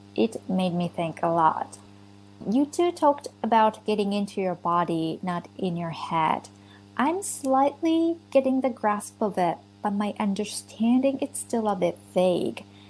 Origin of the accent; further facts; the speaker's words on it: Japan; English is a second language; I'm from Japan